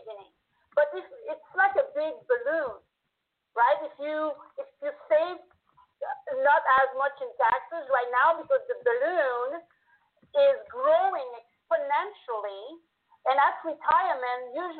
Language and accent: English; Canada; accent: French-Canadian; now in United States; I'm French-Canadian, so I was in Canada